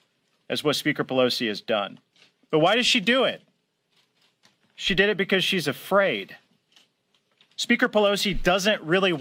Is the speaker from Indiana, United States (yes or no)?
yes; Columbia City, Indiana, United States; my hometown in Columbia City, Indiana